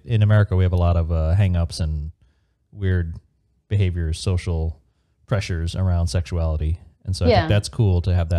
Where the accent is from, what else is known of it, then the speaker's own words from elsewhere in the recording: Chicago, Illinois, United States; No, half Irish American from Chicago.